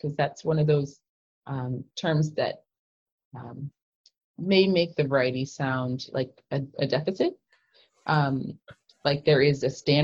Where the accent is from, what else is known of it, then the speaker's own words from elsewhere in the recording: Kansas, United States; growing up in Kansas